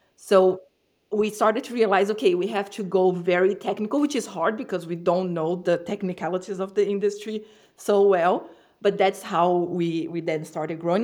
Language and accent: English; Brazil; moved away; I'm from Brazil, so my businesses were in Brazil in the past